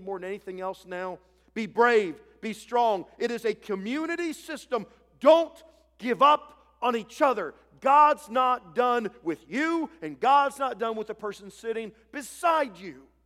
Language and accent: English; Ohio, United States; moved away as an adult; I grew up in Ohio